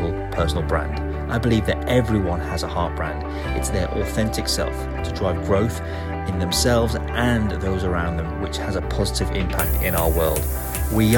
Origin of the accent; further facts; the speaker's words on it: the Northwest, North West England, United Kingdom; now in East of England, United Kingdom; I am from the Northwest. I live in the East, but I'm still authentically me. And when I say East and Northwest, I'm referring to the UK